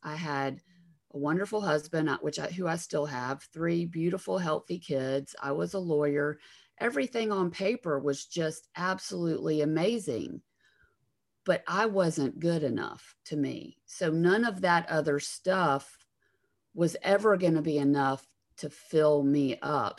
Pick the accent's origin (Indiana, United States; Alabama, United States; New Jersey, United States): Alabama, United States; accent: Southern; I'm from Alabama